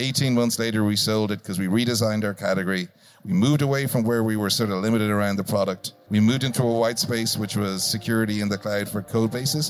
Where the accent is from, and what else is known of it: Ireland